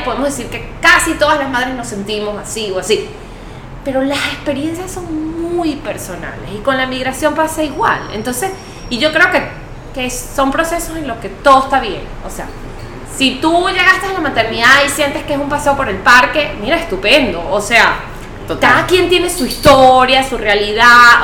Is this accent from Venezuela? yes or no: yes; Venezuela; moved away as an adult; also born or lived in Oklahoma, United States / France; now in Lima, Peru; yo soy venezolana, pues yo siempre he vivido en, Venezuela